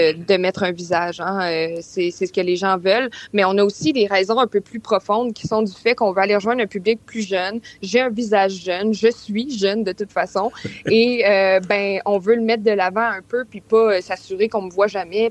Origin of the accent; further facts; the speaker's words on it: Quebec City, Quebec, Canada; je viens de Québec aussi